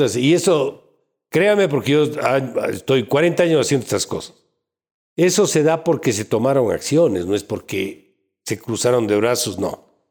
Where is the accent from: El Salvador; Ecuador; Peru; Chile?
Ecuador; como ecuatoriano